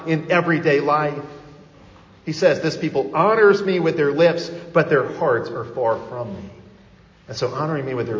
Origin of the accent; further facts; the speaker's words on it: outside of Chicago, Illinois, United States; moved away; I grew up outside of Chicago